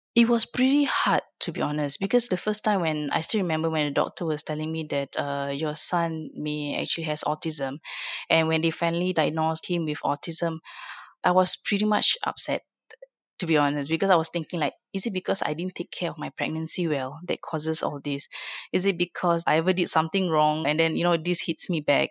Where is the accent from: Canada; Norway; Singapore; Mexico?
Singapore; I'm from Singapore